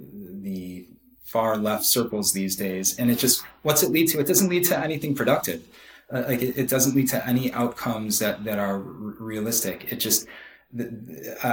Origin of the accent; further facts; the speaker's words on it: United States; I am Jewish, but like, I feel very strongly American